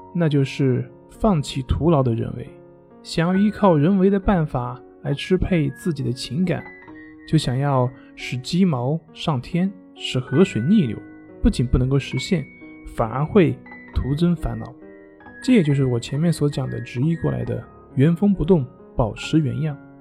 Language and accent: Chinese; China; 也就是我们中国人加工的